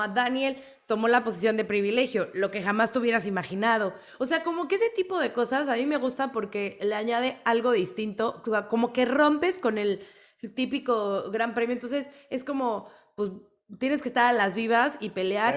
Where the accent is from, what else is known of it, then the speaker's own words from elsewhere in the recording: Mexico; fan mexicana